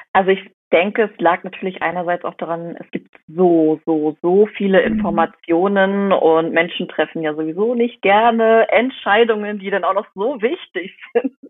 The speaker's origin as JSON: {"language": "German", "town": "Rostock", "region": "Mecklenburg-Vorpommern", "country": "Germany", "said": "ich komme aus Rostock, das ist Mecklenburg-Vorpommern"}